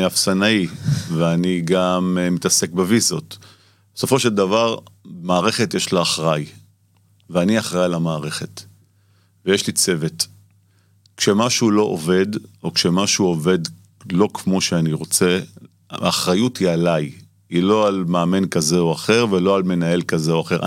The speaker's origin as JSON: {"language": "Hebrew", "town": "Tel Aviv", "region": "Tel Aviv District", "country": "Israel", "tie": "born or raised there", "said": "אני גדלתי בשכונות התקווה"}